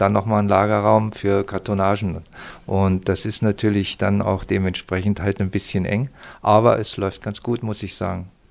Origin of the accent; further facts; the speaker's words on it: the Harz, Lower Saxony, Germany; moved away; also born or lived in Mittenwald/Garmisch, Upper Bavaria; ich komme aus, ich komme aus Niedersachsen, aus dem Harz und bin schon über 40 Jahre